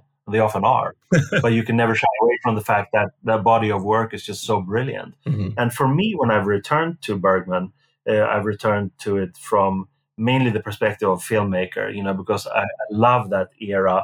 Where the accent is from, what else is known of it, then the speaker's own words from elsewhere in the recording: Sweden; growing up in Sweden when I did